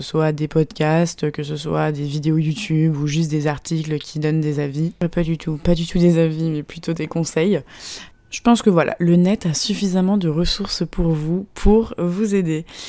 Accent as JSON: {"language": "French", "country": "France", "moved": "yes", "lives_now": "Shanghai, China", "said": "je suis française"}